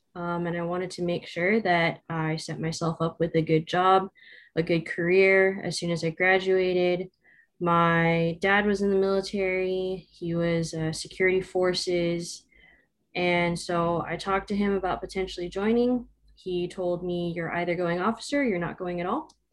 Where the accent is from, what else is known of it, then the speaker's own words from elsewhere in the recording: Southern California, United States; I grew up in Southern California, between Orange County and a little bit of Los Angeles